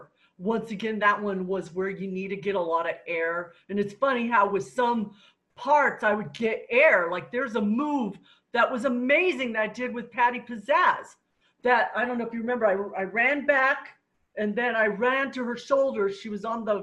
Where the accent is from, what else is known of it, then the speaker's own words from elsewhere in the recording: Alaska, United States; I was raised in Alaska.